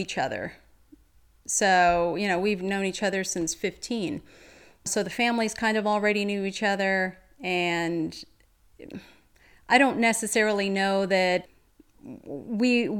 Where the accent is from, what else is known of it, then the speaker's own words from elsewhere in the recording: Paterson, New Jersey, United States; we grew up in Patterson, New Jersey